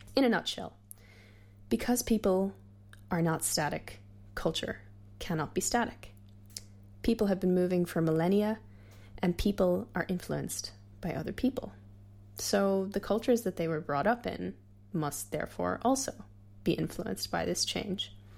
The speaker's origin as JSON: {"language": "English", "country": "United States", "said": "I'm Irish American"}